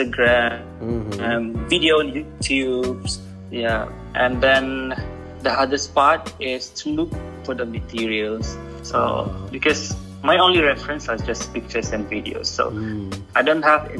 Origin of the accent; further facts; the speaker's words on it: Sarawak, Malaysia; now in Kuala Lumpur, Malaysia; from Cebu, Sarawak